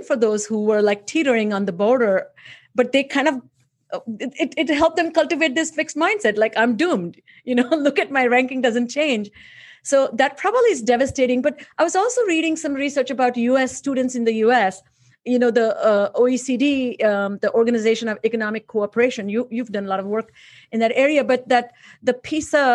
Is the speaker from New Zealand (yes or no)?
no; India; moved away; I grew up in India